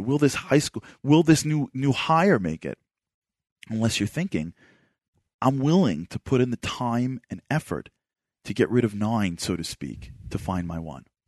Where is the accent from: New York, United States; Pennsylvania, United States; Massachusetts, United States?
New York, United States; New York City; moved away; I grew up in Brooklyn